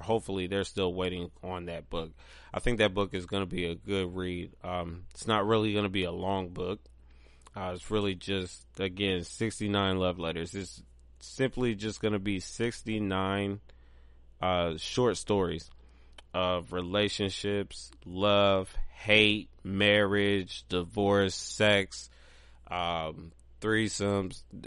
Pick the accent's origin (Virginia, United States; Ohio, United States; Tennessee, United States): Ohio, United States; Pigrenti; moved away; also born or lived in Columbus, Ohio; I grew up in Pigrenti.